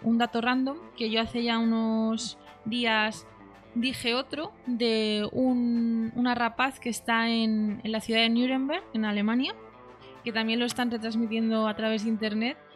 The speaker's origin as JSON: {"language": "Spanish", "town": "Madrid", "region": "Community of Madrid", "country": "Spain", "said": "yo como madrileña"}